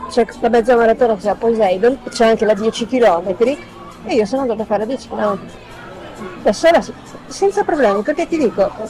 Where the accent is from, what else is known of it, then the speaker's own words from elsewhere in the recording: Milan, Lombardy, Italy; also born or lived in Venice; now in Veneto, Italy; E come sono nata a Venezia sono cresciuta a Milano.